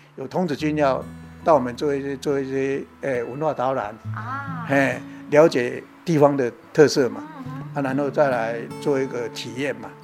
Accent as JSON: {"language": "Chinese", "town": "Xikou", "region": "Chiayi County", "country": "Taiwan", "tie": "born or raised there", "said": "其实我嘉义出产的，较出名就是火鸡肉饭嘛。"}